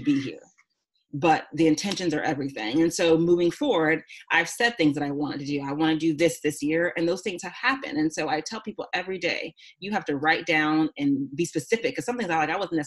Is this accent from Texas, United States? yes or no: yes; Houston, Texas, United States; moved away as an adult; also born or lived in California; I grew up in Houston.